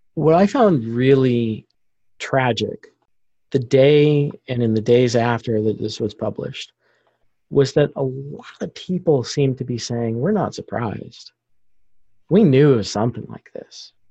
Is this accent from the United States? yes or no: yes; Vallejo, California, United States; I grew up here in Vallejo